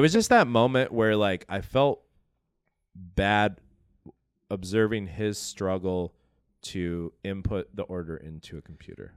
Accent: Atlanta, Georgia, United States; I grew up in Atlanta

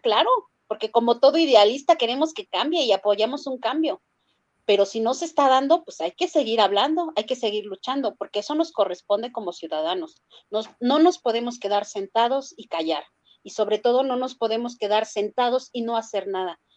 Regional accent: Mexico; also born or lived in Tláhuac, Mexico City; como ciudadana, como mexicana

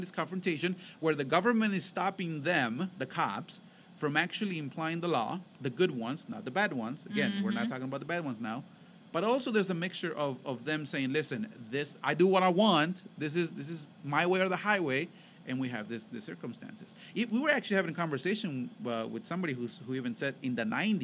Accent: Mexico; moved away; when we were growing up in Mexico

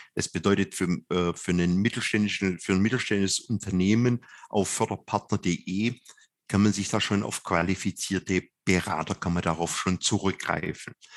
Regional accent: Swabia, Germany; als Schwabe

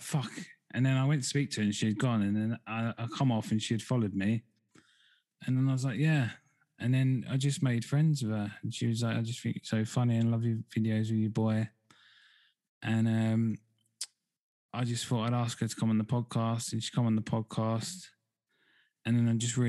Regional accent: Essex, East of England, United Kingdom; now in Devon, United Kingdom; I'm from Essex originally. I'm in Devon now

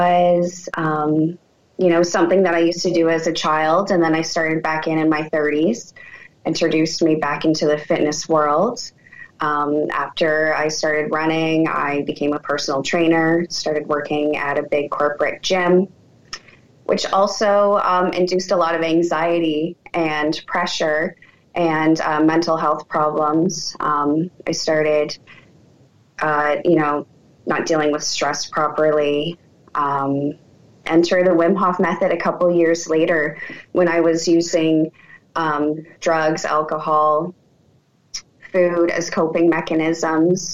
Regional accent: Canada; I'm from Canada

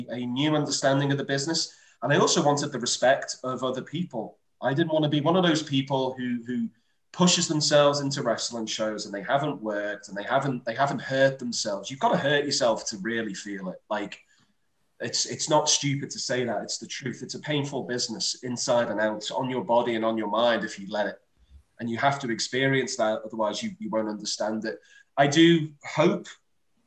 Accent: Liverpool, North West England, United Kingdom; I'm from Liverpool

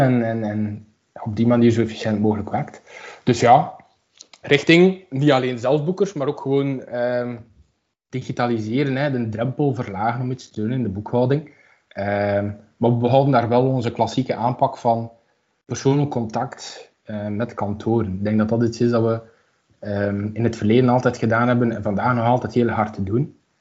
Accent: Aalst, Flanders, Belgium; moved away as an adult; now in Ghent, Belgium; ik kom uit Aalst

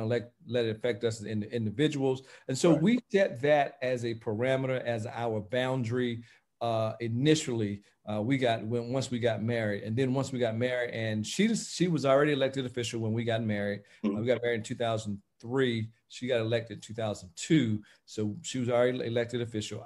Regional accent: Aiken County, South Carolina, United States; as a young boy, growing up in Aiken County

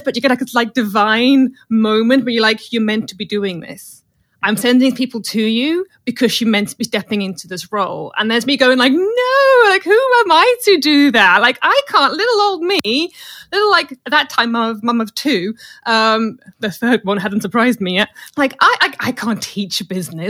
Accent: South Africa; now in United Kingdom; as I was a military child growing up in South Africa

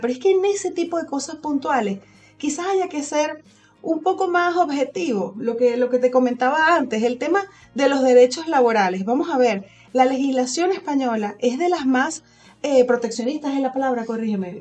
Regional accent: Venezuela; moved away as an adult; now in Spain; yo emigré de Venezuela

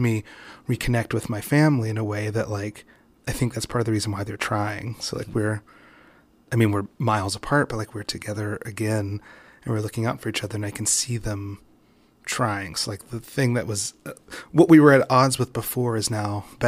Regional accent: West Virginia, United States; I grew up in West Virginia. I'm biracial.

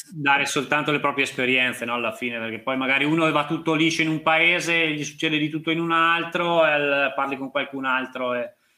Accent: Trentino-Alto Adige, Italy; essendo trentino anch'io

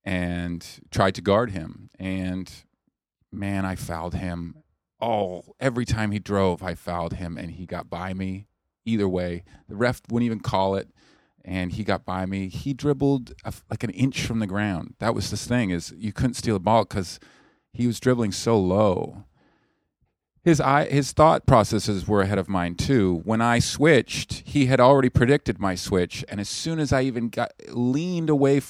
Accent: Canada; I'm from Canada.

